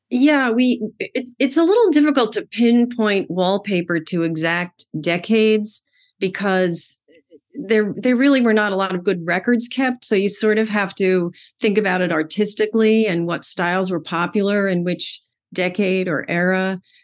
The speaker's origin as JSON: {"language": "English", "town": "Amityville", "region": "New York", "country": "United States", "tie": "born or raised there", "said": "I grew up in Amityville, Long Island, New York"}